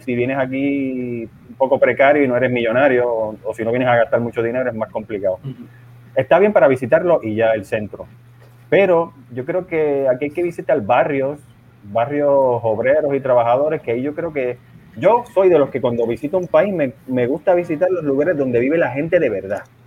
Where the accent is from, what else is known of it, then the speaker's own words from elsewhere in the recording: San Juan, Puerto Rico; moved away as an adult; also born or lived in Milwaukee, Wisconsin, United States; now in Madrid, Spain; Yo soy de las Falú, papi. Nacido y criado en Las Parcelas Falú